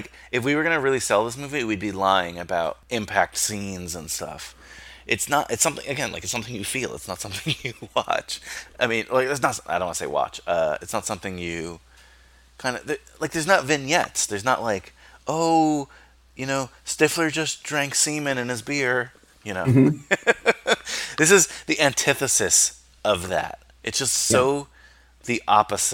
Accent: United States; growing up in America, in the suburbs

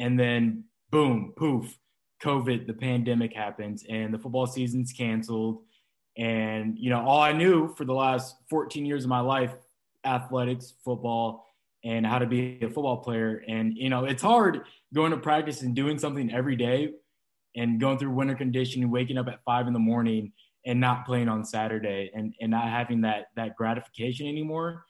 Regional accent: Indiana, United States; I'm originally from Indiana.

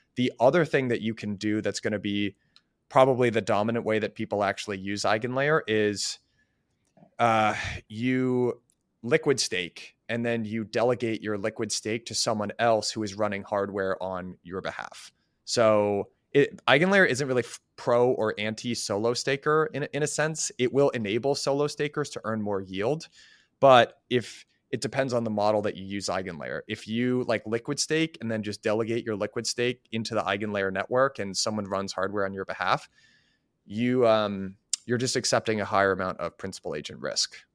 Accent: United States; as an American, like, a young American

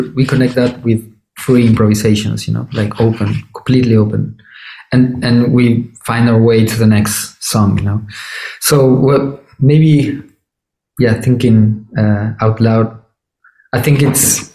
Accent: Córdoba, Argentina; moved away as an adult; also born or lived in Buenos Aires, Argentina; now in Berlin, Germany; I'm originally from Cordoba that it's uh, it's not the main city in Argentina

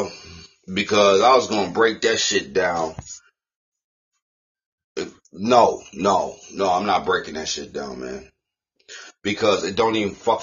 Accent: United States; we was born in the United States of America

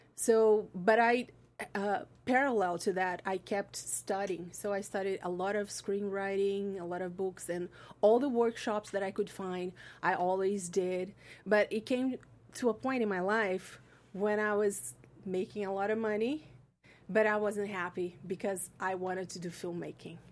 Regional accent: Brazil; moved away; I'm from Brazil.

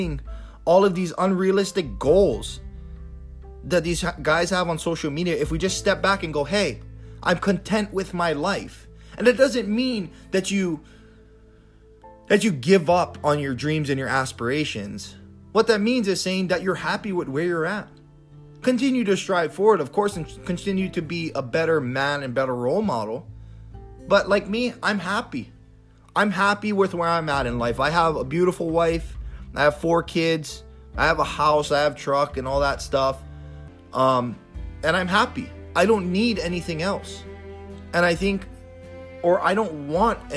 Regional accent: Big Island, Hawaii, United States; when I was growing up in Hawaii

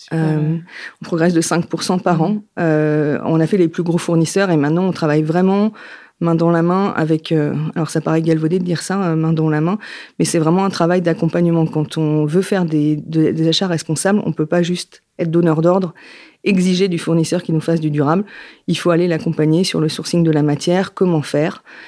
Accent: Yvelines, Île-de-France, France; moved away as an adult; also born or lived in Paris; now in Nantes, France; Je vis à Nantes après une période parisienne, parce que je suis née dans les Yvelines, et j'ai déménagé il y a à peu près dix ans

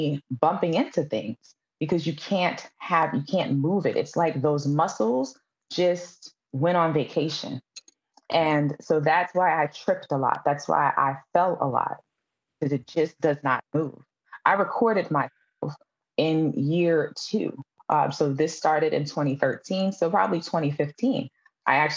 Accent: New York City, New York, United States; I'm from Brooklyn, New York

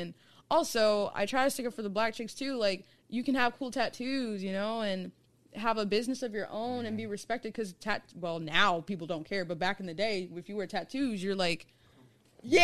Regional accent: Cincinnati, Ohio, United States; I'm from Cincinnati, Ohio.

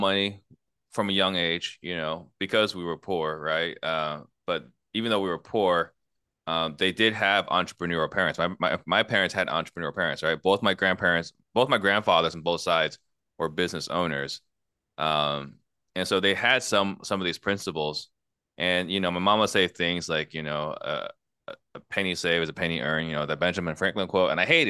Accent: Italy; born there; I was actually born in Italy. I was born in Italy in a refugee camp, right?

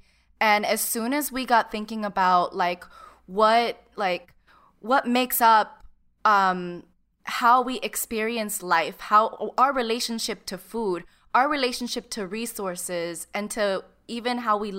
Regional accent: United States; us being Cuban American.

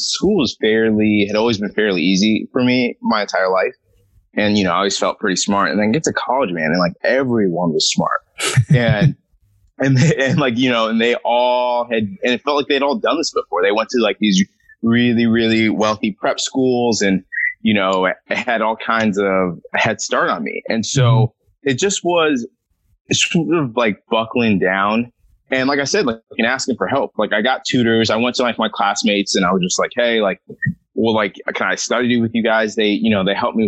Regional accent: Southern California, United States; I am from Southern California.

